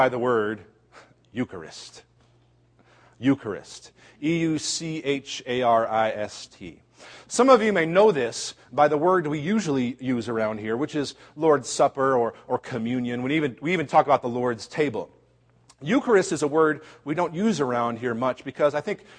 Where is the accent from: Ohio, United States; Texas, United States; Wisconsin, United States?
Ohio, United States; Cincinnati; moved away; also born or lived in Chicago; Cincinnati, one of my hometown places